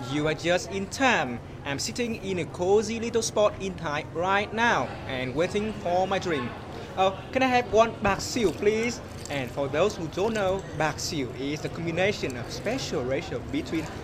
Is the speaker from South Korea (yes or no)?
yes; South Korea; from Korea.